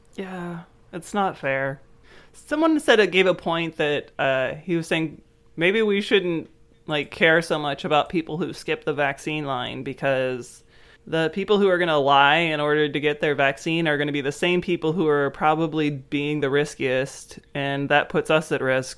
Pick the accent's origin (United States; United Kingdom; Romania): United States; growing up in the United States